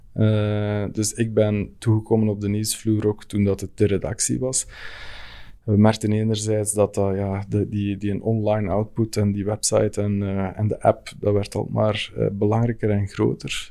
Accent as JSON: {"language": "Dutch", "area": "Fleming", "region": "Flanders", "country": "Belgium", "said": "als Vlaming"}